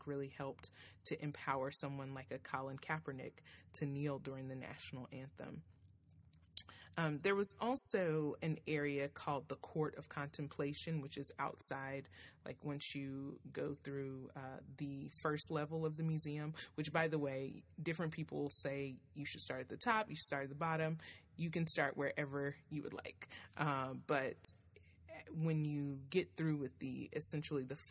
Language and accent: English; Nashville, Tennessee, United States; my hometown, Nashville, Tennessee